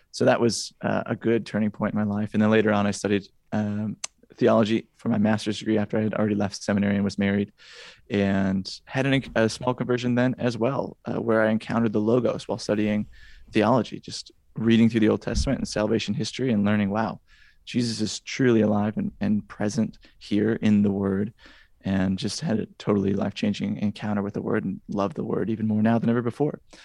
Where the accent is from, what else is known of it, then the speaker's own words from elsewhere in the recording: Wisconsin, United States; now in Indiana, United States; I'm from Wisconsin originally